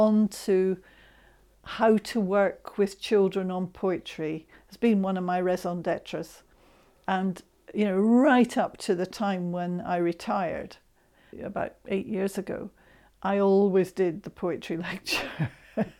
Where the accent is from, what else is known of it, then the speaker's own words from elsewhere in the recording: Scotland, United Kingdom; I'm Scot and I love my Scottish poetry as well.